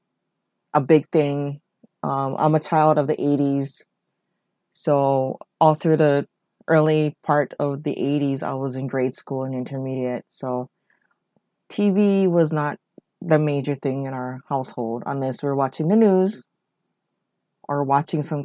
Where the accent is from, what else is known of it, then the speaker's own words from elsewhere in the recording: Oahu, Hawaii, United States; I am born and raised in Hawaii on the island of Oahu